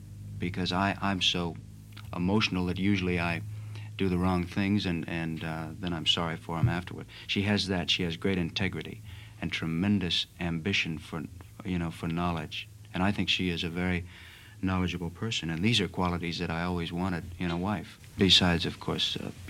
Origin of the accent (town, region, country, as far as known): Chicago, Illinois, United States